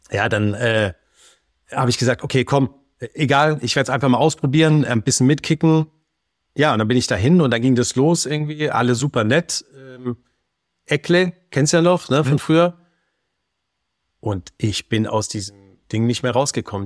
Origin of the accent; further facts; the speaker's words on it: Baden-Württemberg, Germany; also born or lived in Berlin; bei uns halt jetzt Baden-Württemberg